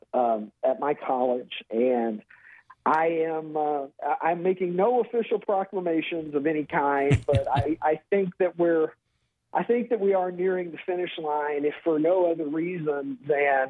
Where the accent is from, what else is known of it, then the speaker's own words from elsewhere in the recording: Kentucky, United States; I was born and raised in Kentucky